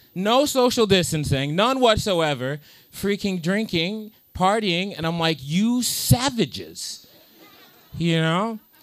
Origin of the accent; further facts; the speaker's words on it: United States; I'm from the United States, black, Nigerian.